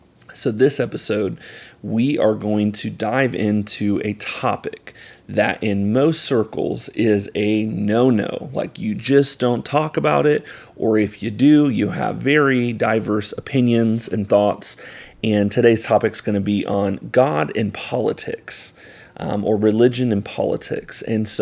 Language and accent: English; Ocala, Florida, United States; growing up, I grew up here in Ocala, Florida, which very much is a conservative county.